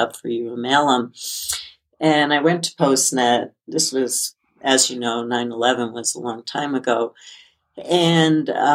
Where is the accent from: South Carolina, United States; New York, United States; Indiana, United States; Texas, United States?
New York, United States; as a child growing up in New York, I had to walk to school during hurricanes